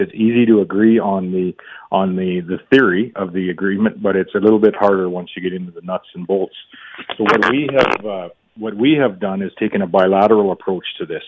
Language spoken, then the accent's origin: English; Canada; also born or lived in Saskatchewan; as Canadians, as Canadian leaders, provincial leaders